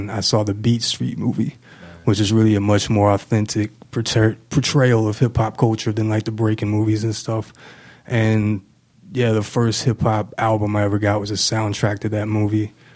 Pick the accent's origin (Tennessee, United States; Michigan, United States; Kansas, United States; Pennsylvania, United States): Kansas, United States; Manhattan; moved away as an adult; also born or lived in Houston, Texas; now in Kansas City, United States; I was born in Houston, Texas. I was adopted when I was a few months old. And when I was about two, my people, the family that adopted me, we moved to Manhattan. So yeah, I pretty much grew up in Manhattan.